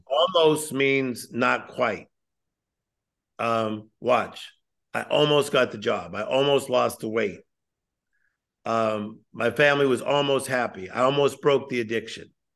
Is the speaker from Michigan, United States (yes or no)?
no; Compton, California, United States; I'm, I'm originally from Compton, California. I was born in Compton